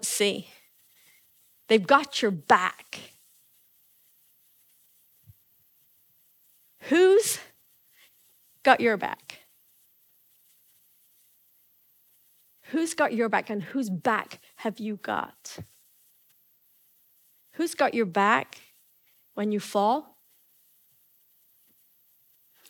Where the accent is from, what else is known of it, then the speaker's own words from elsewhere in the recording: England, United Kingdom; moved away; I come from England.